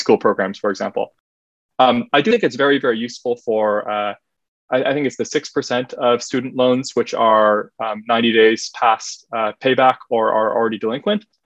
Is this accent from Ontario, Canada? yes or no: no; Halifax, Nova Scotia, Canada; my hometown of Halifax